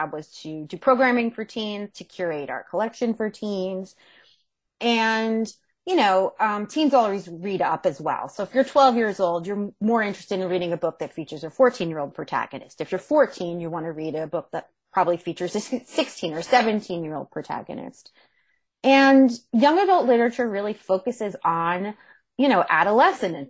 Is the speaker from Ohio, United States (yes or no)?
no; Monmouth County, New Jersey, United States; moved away; I'm from New Jersey originally. I'm from Monmouth County, which is central Jersey